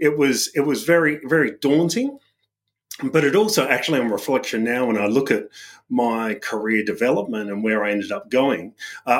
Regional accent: Adelaide Hills, South Australia, Australia; moved away as an adult; also born or lived in United Kingdom; So the Adelaide Hills, I grew up there in basically in a family from immigrant parents

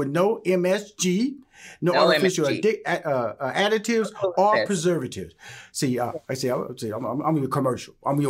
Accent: Houston, Texas, United States; I'm from Houston, Texas. You know, I love Cajun food.

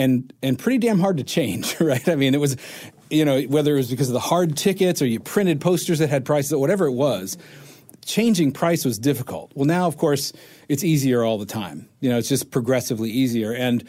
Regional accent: South Carolina, United States; moved away as an adult; also born or lived in Japan; I grew up in South Carolina.

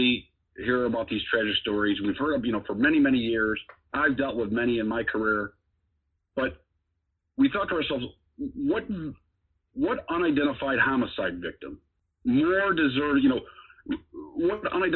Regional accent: Chicago, Illinois, United States; I grew up in Chicago, know, on the south side of the city

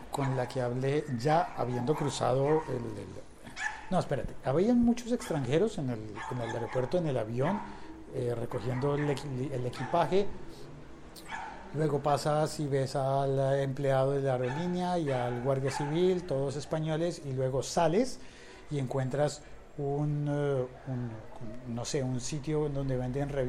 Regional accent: Bogotá, Colombia; no, soy colombiano, soy de Bogotá

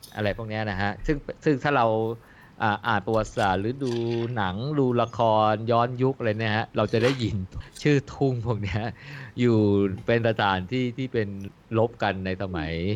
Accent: Bang Sai, Phra Nakhon Si Ayutthaya, Thailand; moved away; บ้านเกิดอยู่อำเภอบางไทรไงอำเภอบางไทรห่างจากตัวจังหวัดประมาณ สัก 18 โล 20 โลโดยประมาณ

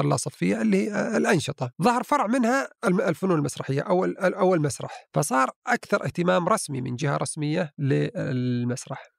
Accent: southern Saudi Arabia, Saudi Arabia; عندنا في الجنوب

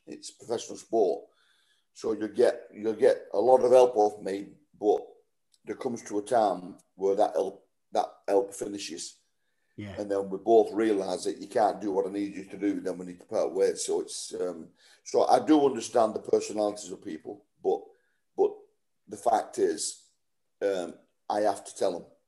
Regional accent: Wigan, North West England, United Kingdom; I've been at Wigan for nine and a half years, just coming up to my testimonial, playing for my hometown club

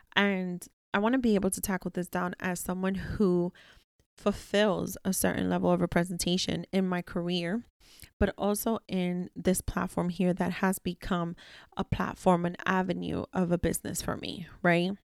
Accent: New York City, New York, United States; I was very much so raised around plenty of people within my childhood communities, within my, you know, South Bronx building

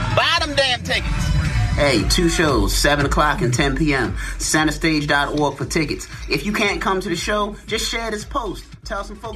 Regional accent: Baltimore, Maryland, United States; I'm from Baltimore, Maryland.

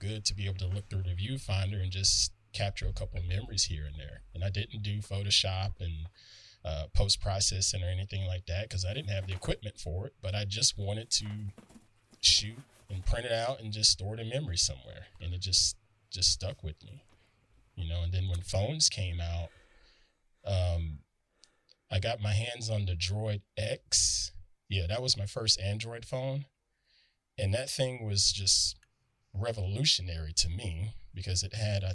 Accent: the South, United States; growing up where I grew up in the South

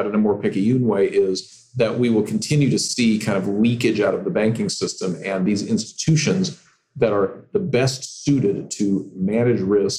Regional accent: California, United States; my home state of California

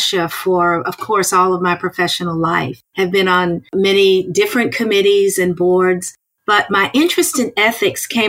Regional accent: North Carolina, United States; moved away as an adult; now in South Carolina, United States; I'm originally from North Carolina

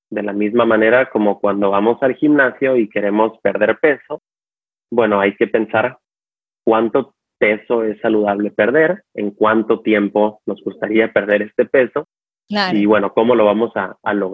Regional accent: San Diego, California, United States; born there; also born or lived in Mexico; now in Los Angeles, United States; Eh, yo eh, nací en San Diego, California, pero viví en México básicamente la mitad de mi vida porque tengo familiares en México.

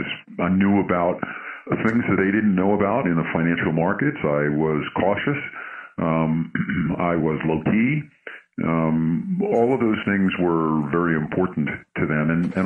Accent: New York, United States; So I'm originally from New York.

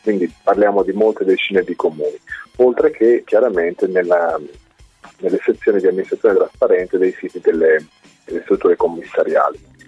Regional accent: Marche, Italy; io provengo dalle Marche

